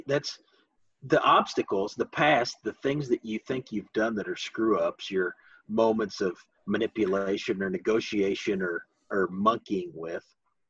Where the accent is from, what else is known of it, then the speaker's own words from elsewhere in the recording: the Ozarks, United States; No, I come from the hills. I'm from the Ozarks. That's not how we do things.